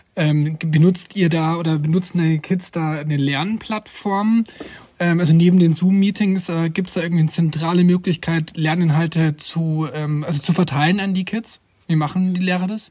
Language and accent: German; Germany; bei uns in Deutschland